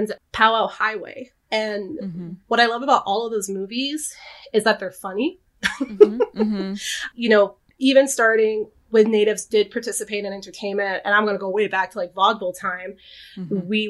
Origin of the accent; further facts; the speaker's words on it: Texas, United States; I grew up in Texas